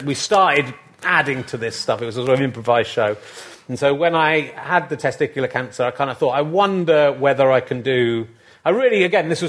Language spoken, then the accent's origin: English; Yorkshire and the Humber, United Kingdom; moved away; I'm from Yorkshire originally